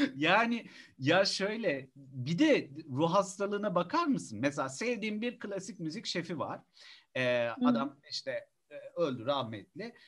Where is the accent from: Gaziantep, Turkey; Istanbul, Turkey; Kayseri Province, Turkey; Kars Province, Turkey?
Istanbul, Turkey; Ben Üsküdar Musiki Cemiyeti'nde büyüdüm